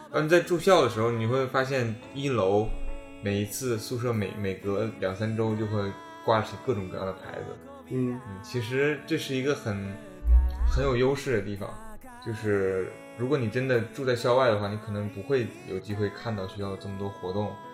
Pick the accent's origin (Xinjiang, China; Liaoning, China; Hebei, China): Liaoning, China; Dalian; moved away as an adult; now in United States; 我自己大连的哈，我，我嗯。我是大连人